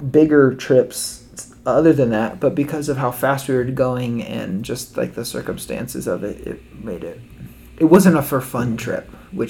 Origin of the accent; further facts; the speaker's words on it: Sacramento, California, United States; moved away as an adult; also born or lived in Seattle; now in Missouri, United States; growing up in Sacramento. We lived in the valley